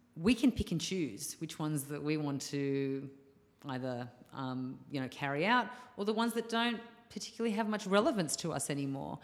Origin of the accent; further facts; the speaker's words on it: Australia; moved away as an adult; also born or lived in Bali; my hometown.